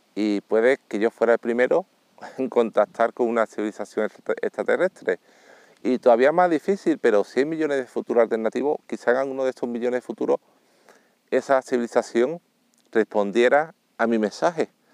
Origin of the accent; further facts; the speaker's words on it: Seville, Andalusia, Spain; yo soy sevillano